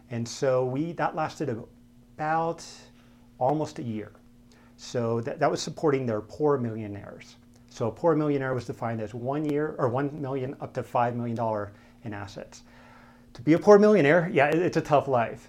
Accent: Denver, Colorado, United States; also born or lived in Camp Lejeune, North Carolina; So predominantly from Denver

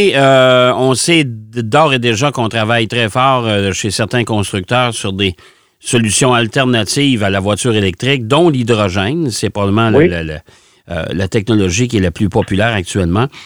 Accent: Quebec, Canada

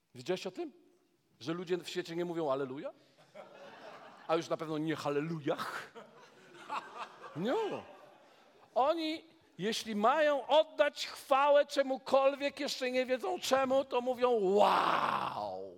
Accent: Poland; jestem z Polski

